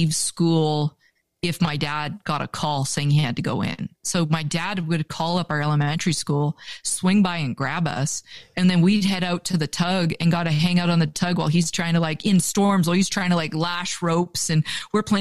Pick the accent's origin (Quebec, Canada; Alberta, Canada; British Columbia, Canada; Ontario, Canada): British Columbia, Canada; Vancouver; moved away as an adult; now in Montana, United States; growing up in Vancouver was an incredible childhood